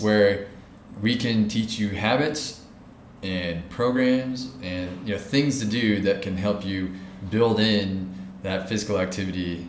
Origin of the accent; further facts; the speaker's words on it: United States; now in India; my home country of America